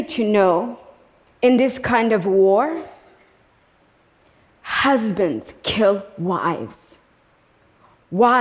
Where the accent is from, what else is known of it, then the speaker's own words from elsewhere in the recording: Kigali, Rwanda; moved away; I was born in Kigali, Rwanda